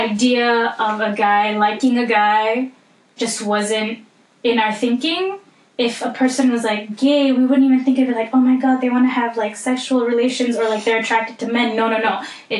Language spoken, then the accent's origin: English; Malaysia; that was the big oppressive, like, sort of dark cloud in my life growing up in Malaysia